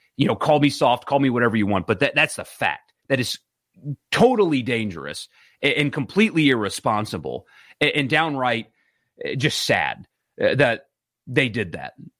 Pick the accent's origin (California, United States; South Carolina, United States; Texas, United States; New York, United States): South Carolina, United States; moved away; also born or lived in Mississippi; my home state where I grew up, South Carolina